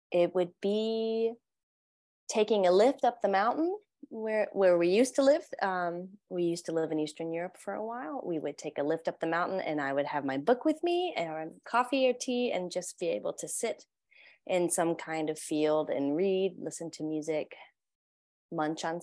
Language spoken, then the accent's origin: English; Louisiana, United States; moved away as an adult; now in Chiang Mai, Thailand; I'm from Louisiana. Um, my husband and I met in university there, and we actually live in Chiang Mai, but are in the States right now.